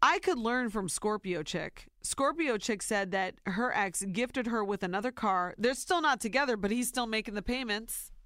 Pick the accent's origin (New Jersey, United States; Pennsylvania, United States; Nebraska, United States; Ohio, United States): Ohio, United States; born or raised there; now in New York, United States